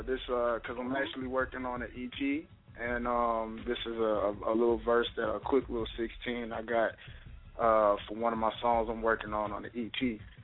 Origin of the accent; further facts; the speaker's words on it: Atlanta, Georgia, United States; also born or lived in Virginia Beach; So I claim Atlanta most of the time as my city because I grew up here in Atlanta.